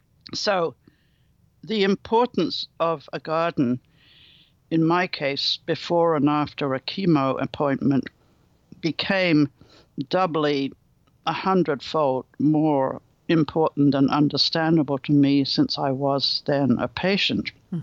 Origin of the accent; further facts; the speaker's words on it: Berkeley, California, United States; After all, I come from Berkeley. We all come from California.